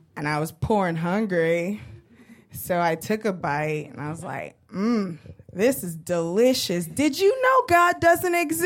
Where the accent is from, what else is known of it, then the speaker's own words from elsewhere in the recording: New York, United States; I'm from Brooklyn. I was born and raised in Brooklyn. I grew up in a neighborhood called East New York.